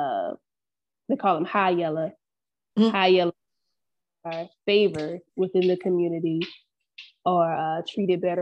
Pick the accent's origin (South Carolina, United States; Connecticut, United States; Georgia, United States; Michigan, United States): South Carolina, United States; I grew up in South Carolina, deep country.